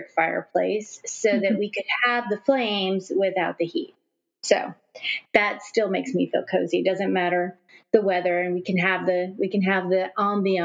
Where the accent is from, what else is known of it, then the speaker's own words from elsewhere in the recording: Washington, United States; now in South Florida, United States; I live in South Florida. I was born in Washington State